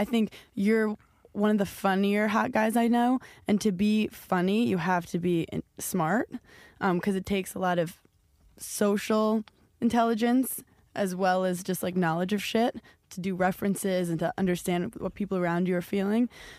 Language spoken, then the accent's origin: English; New York City, New York, United States; Like, I'm from New York City, so I can't even... like fathom what that was like